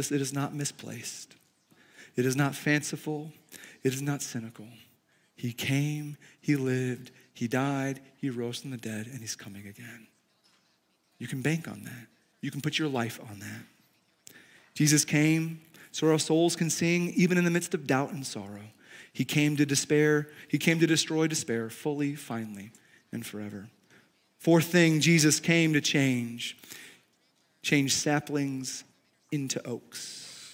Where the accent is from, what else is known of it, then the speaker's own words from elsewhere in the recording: Chicago, Illinois, United States; now in Montana, United States; I grew up in Chicago, but my family's from the South